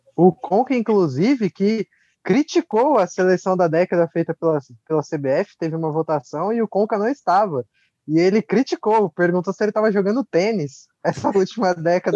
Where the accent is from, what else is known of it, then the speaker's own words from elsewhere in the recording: Brazil; como brasileiro